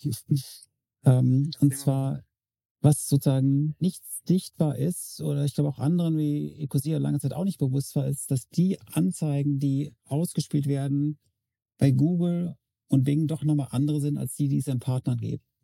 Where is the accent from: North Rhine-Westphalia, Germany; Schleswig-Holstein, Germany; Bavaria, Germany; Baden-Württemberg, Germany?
Baden-Württemberg, Germany; Freiburg; seit Dezember meine Heimatstadt Freiburg